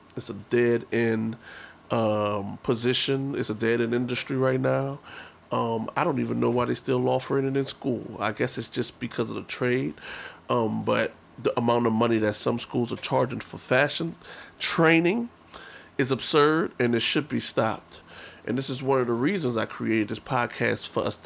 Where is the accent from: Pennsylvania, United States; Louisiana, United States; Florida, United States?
Louisiana, United States; New Orleans; now in New York City, United States; I am a native New Orleanian, born and raised in the Third Ward Calio projects